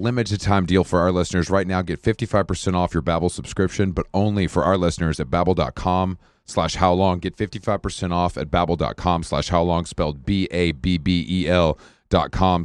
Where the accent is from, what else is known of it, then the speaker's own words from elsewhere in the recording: Atlanta, Georgia, United States; moved away; also born or lived in New York; I'm from Atlanta